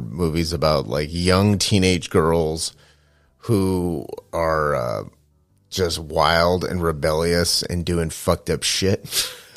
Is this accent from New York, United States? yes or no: no; Manteca, California, United States; moved away; also born or lived in San Francisco, California; I first moved out of my hometown of Manteca, California, to San Francisco.